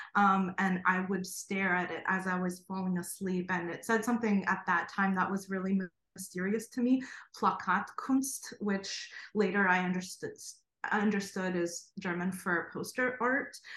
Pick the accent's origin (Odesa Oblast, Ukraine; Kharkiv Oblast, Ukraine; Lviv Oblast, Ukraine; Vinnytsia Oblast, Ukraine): Kharkiv Oblast, Ukraine; Kharkiv; moved away; I was born in Kharkov, Ukraine, um, and lived the first two years of my life in an art school dormitory